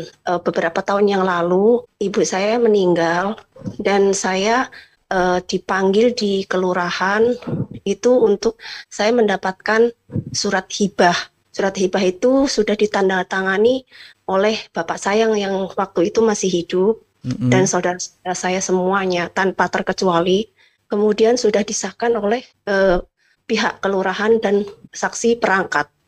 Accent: Java, Indonesia; now in Bogor, Indonesia; Saya uh, tinggal di uh, Bogor, sedangkan uh, tanah waris tanah itu ada di kampung saya di Jawa.

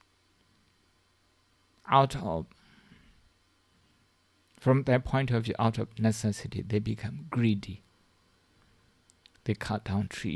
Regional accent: Shan State, Myanmar; moved away; in my hometown, in the part of my hometown, in Shan State, in Myanmar, in Burma. For the last 40 years, I think I left home about 40 years

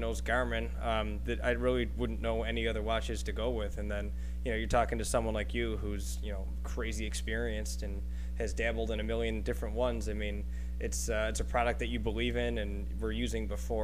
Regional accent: Buffalo, New York, United States; moved away; I'm from Buffalo. I mean, you met me in Buffalo, but this is where I'm from.

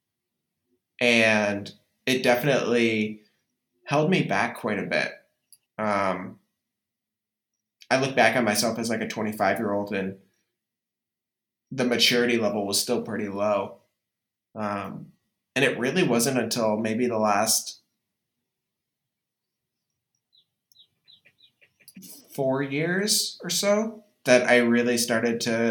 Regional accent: Grand Island, New York, United States; moved away; I have a lot of pride coming from Buffalo.

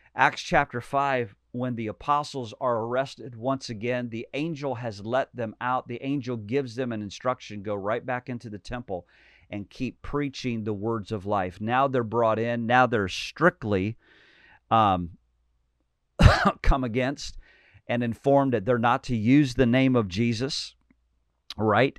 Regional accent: United States; I'm a Christian. I'm an American.

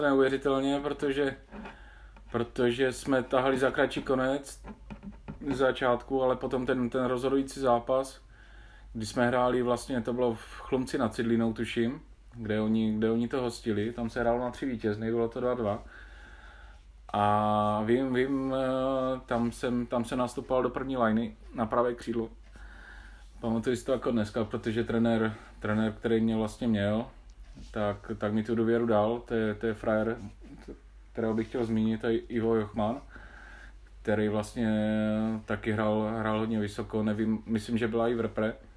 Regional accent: Havířov, Moravian-Silesian Region, Czechia; moved away; že pocházím z Havířova

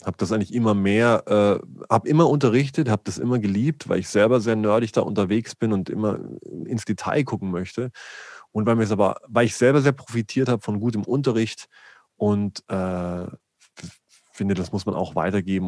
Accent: a small village near Augsburg, Bavaria, Germany; ich bin in Bayern geboren, äh, in einem kleinen Dörflein äh, in der Nähe von Augsburg

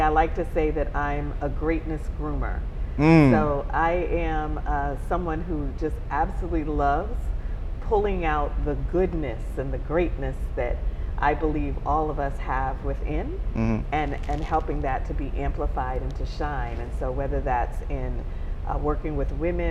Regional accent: Bahamas; also born or lived in Baltimore-Washington area, United States; now in Charlotte, United States; I'm originally from the Bahamas, so I'm a Bahama mama, from Bahamas

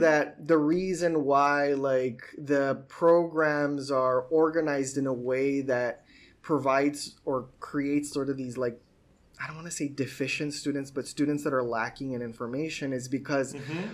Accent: Sunland Park, New Mexico, United States; moved away as an adult; also born or lived in El Paso, Texas / Boston; I was born in El Paso, but Sunland Park is where I grew up, which is technically in New Mexico, but it's like 15 minutes away from El Paso

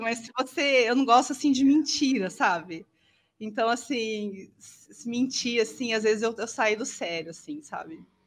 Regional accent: Leme, São Paulo, Brazil; also born or lived in Rio Claro; nasci em Leme, em 77

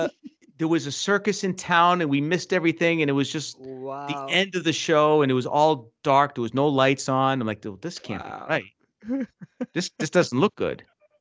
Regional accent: Boston, Massachusetts, United States; maybe because we're from Boston, you know, we're paranoid.

